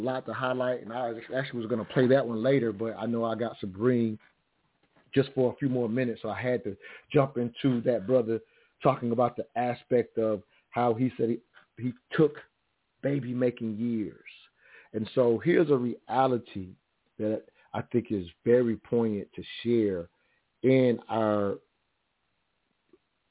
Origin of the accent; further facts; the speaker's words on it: South Carolina, United States; Growing up in the South, which I mentioned earlier, South Carolina, three-stoplight town